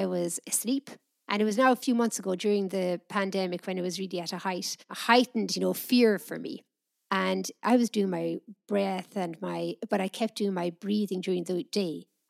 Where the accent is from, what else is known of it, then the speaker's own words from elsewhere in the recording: Ireland; where I grew up in Ireland, I think if someone was sitting on the wall, it was seen as somebody had nothing better to do.